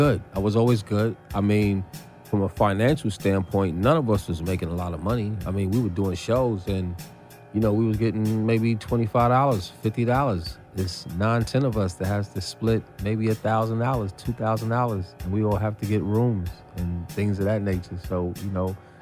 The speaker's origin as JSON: {"language": "English", "town": "New York City", "region": "New York", "country": "United States", "said": "when I come back to Brooklyn"}